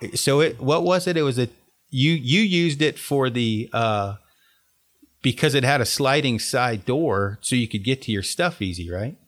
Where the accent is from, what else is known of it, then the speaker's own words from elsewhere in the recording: Oregon, United States; I'm from Oregon